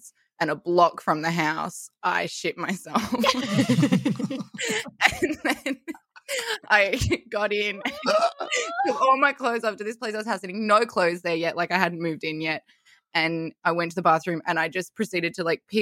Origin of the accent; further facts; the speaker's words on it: Melbourne, Victoria, Australia; I'm from Melbourne